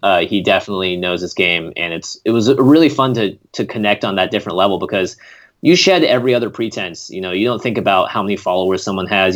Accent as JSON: {"language": "English", "town": "Seattle", "region": "Washington", "country": "United States", "tie": "born or raised there", "also_born_or_lived": "Vermont", "moved": "as an adult", "lives_now": "Los Angeles, United States", "said": "I'm a Seattle born and bred kid. I grew up in the Pacific Northwest in Washington"}